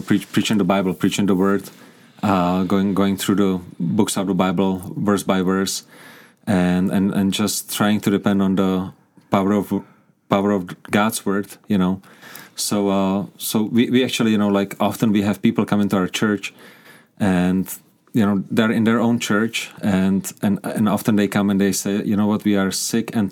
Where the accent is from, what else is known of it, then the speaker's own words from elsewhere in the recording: Prague, Czechia; English is a second language; moved away as an adult; now in Kuřim, Czech Republic; But I grew up in Prague. I grew up in the capital.